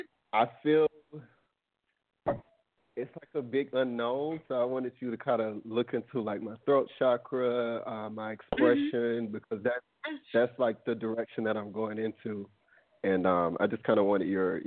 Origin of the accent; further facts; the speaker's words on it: South Carolina, United States; I'm from South Carolina, but I'm actually in Bali right now, so I'm calling you from Bali.